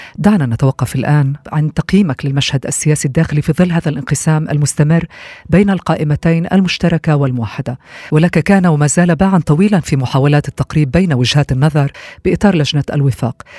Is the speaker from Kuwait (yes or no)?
no; Israel